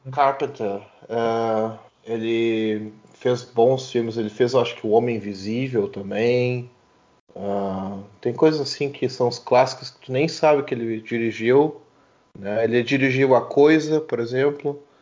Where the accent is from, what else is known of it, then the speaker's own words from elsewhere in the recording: Brazil; eu mesmo sendo brasileiro